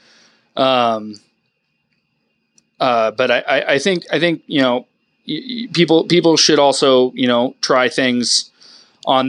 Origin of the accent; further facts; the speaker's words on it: Whidbey Island, Washington, United States; moved away; I grew up on Whidbey Island, northwest of Seattle